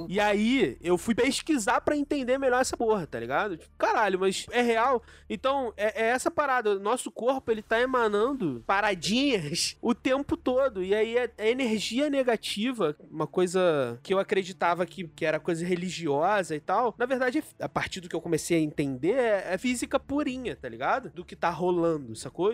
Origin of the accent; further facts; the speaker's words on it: Baixada Fluminense, Rio de Janeiro, Brazil; Eu sou da Baixada